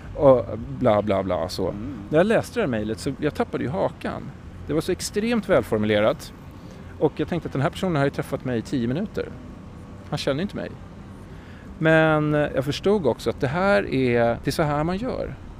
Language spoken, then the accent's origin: Swedish; Sweden; moved away as an adult; also born or lived in London, United Kingdom / Stockholm, Sweden; now in New York, United States; som svensk